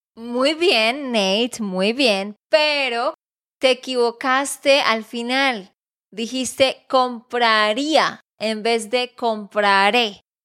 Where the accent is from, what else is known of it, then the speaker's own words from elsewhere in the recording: Santander, Colombia; de Santander, Colombia